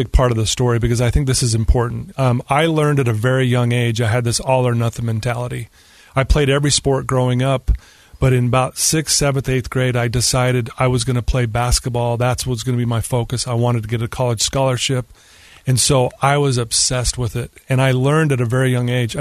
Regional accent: Cottonwood Heights, Utah, United States; I grew up in Utah. Just went to, grew up in the Cottonwood Heights area, went to Brighton High School.

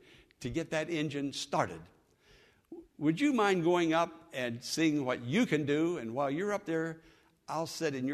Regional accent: Western Pennsylvania, United States; moved away; I'm from Western Pennsylvania, as you know, hill country

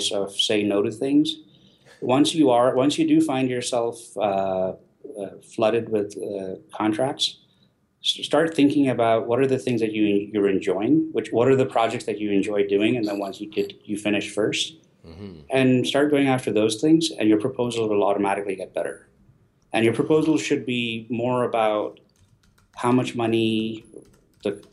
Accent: India; I'm Indian.

